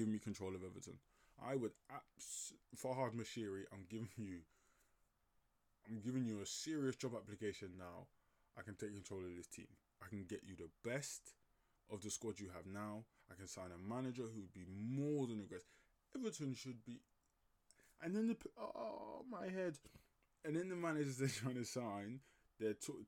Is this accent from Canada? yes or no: no; Nigeria; as a Nigerian myself